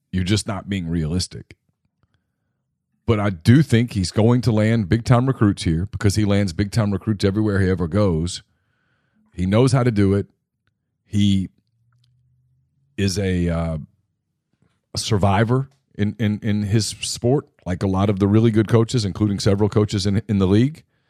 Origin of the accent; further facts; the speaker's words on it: Ruston, Louisiana, United States; I grew up in Ruston.